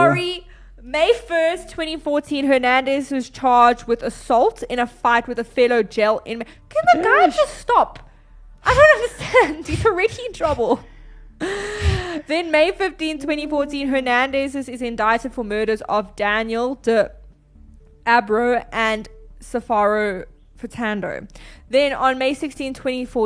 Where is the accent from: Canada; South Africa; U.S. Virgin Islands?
South Africa; we are from South Africa.